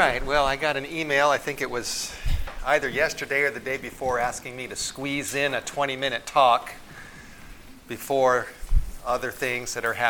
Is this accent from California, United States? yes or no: yes; Los Angeles, California, United States; now in Priest River, United States; When I was a boy growing up in the Hollywood Hills of Southern California